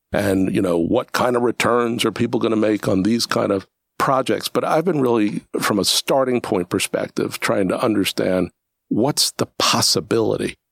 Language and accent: English; New York City, New York, United States; I'm from Brooklyn, New York